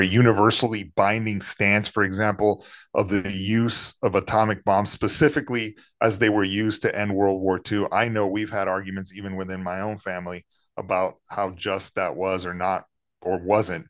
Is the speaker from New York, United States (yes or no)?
no; San Antonio, Texas, United States; moved away as an adult; also born or lived in Los Angeles; as a teenager growing up in San Antonio